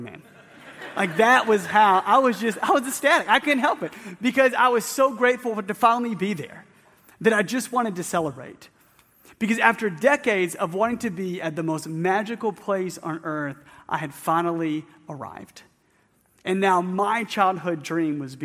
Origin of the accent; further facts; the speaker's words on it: Atlanta, Georgia, United States; moved away; I grew up in Atlanta